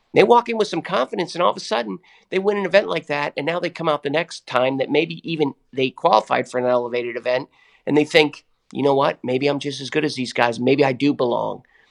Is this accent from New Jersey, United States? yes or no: no; Massachusetts, United States; I grew up in Massachusetts